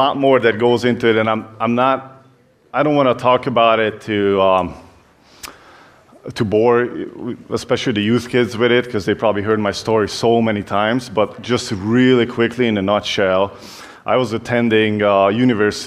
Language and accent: English; Hungary; English is a second language; moved away; you can tell that I have an accent. I'm from Hungary originally